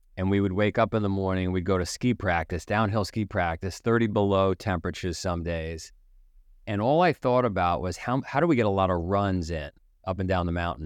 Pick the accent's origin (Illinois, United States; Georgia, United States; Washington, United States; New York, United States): New York, United States; New York City; I grew up in Queens